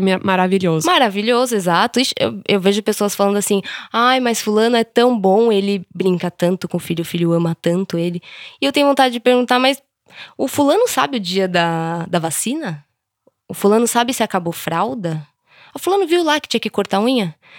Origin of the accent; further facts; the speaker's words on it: São Paulo, Brazil; Eu sou de São Paulo mesmo, capital